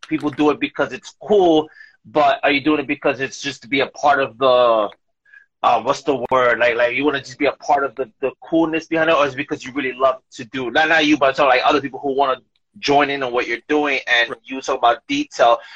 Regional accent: New York, United States; now in Bayonne, United States; I'm originally from New York, but I live in Bayonne

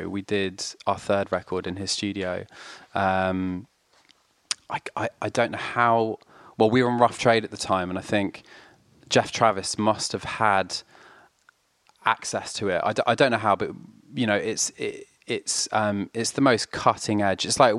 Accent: France; And so my sister and I grew up in France, in rural France, with my mum. My dad carried on living in London.

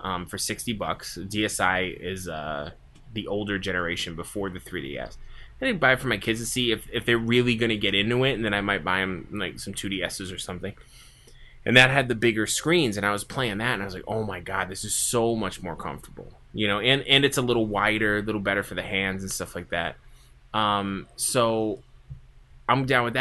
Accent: East Coast, United States; I'm from the East Coast

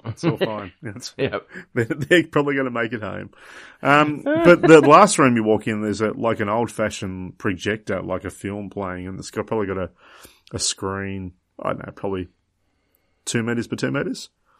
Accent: Tasmania, Australia; somehow we got on the fact that I was from Tasmania. So, of course, Port Arthur came up about the Port Arthur massacre

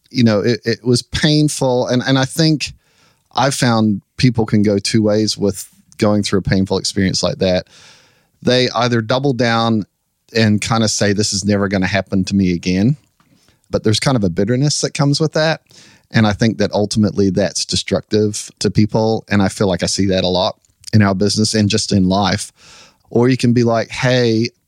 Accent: New Zealand; now in United States; So we came over from New Zealand, kind of chasing our dreams, and they played, and it went wildly successful, the show got signed. And so we decided we would move here to the US.

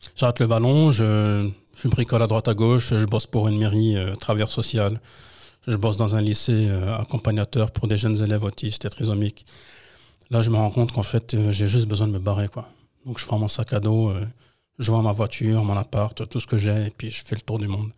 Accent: Trappes, Île-de-France, France; also born or lived in Colombes; né en France à Colombes, mais j'ai fait toute ma vie dans le 78, entre Trappes et Lancourt

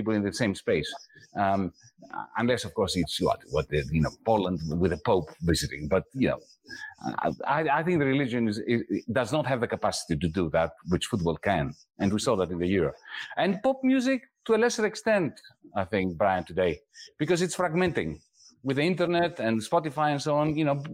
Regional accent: Greece; moved away; when I was growing up in Greece

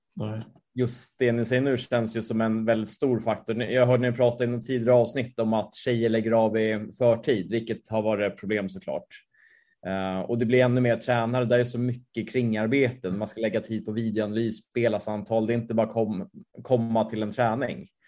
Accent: Sweden; som svensk

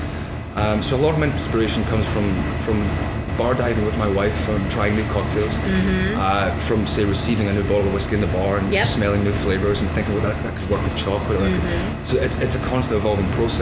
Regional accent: Scotland, United Kingdom; now in New York, United States; I am a Scotsman, true and true.

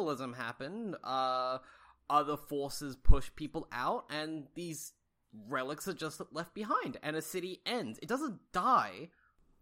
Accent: Australia; as an Australian

